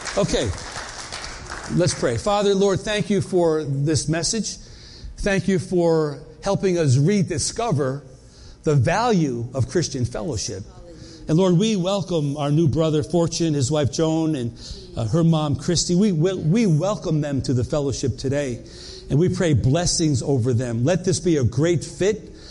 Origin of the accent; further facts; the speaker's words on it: New York, United States; moved away; also born or lived in North Carolina; we moved from North Carolina back to New York where, where we grew up.